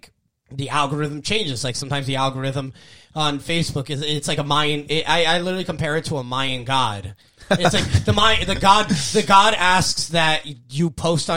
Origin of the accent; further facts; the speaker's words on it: Bergen County, New Jersey, United States; I'm from Bergen County, so we have a lot of Polish immigrants.